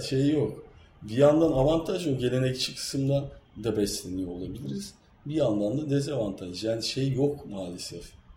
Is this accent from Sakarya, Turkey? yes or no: no; Kırklareli, Turkey; ben biliyorsunuz Kırklareli'yim Trakya'lıyım